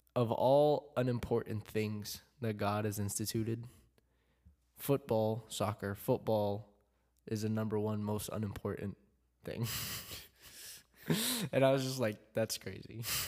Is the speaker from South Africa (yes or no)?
no; Philippines; I'm, I'm Filipino